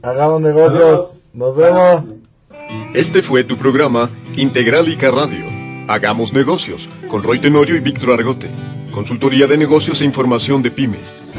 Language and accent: Spanish; Mexico; nuestra sociedad mexicana